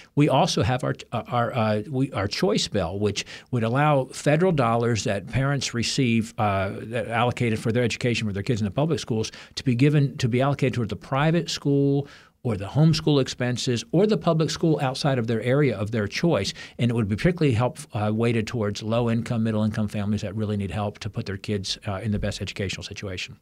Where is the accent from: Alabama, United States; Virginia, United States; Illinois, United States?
Virginia, United States; my home state